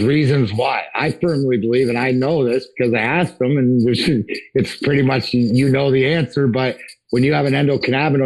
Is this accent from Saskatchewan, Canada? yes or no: no; Leamington, Ontario, Canada; I grew up in Southern Ontario.